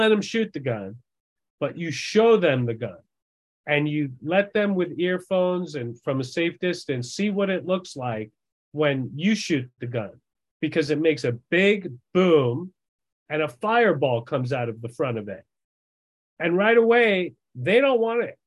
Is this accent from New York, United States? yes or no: yes; Long Island, New York, United States; moved away; also born or lived in Massachusetts; I grew up in New York